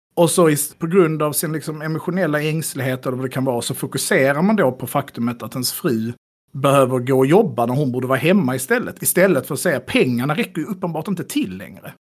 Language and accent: Swedish; Skåne, Sweden; jag som skåning